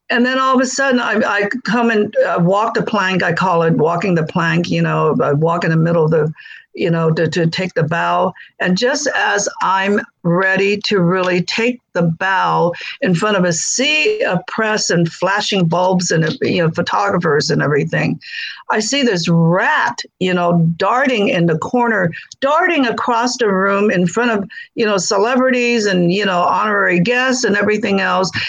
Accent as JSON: {"language": "English", "country": "China", "tie": "born or raised there", "moved": "yes", "said": "life of scarcity, you know, uh, as a child growing up in Maoist China. There was a famine and scarcity of food everywhere."}